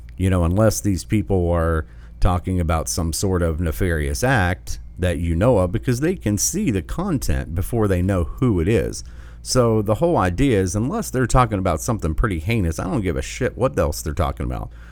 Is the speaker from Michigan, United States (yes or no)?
yes; Michigan, United States; Whitmer, Whitmer, in my home state